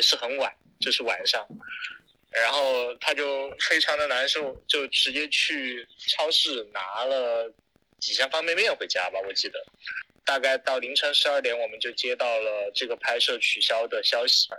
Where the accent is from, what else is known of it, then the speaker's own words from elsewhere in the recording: Chengdu, Sichuan, China; now in Shanghai, China; 他是我老家的人，就成都那边的人